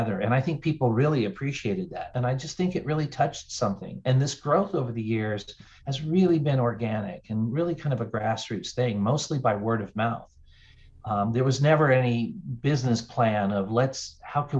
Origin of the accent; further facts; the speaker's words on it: North Carolina, United States; also born or lived in Denver, Colorado / Charlotte, North Carolina; I grew up in North Carolina, but was living in Denver